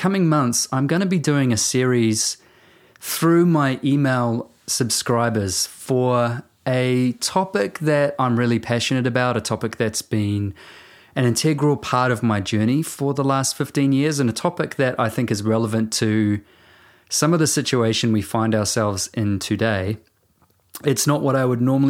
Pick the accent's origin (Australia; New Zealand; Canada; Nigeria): New Zealand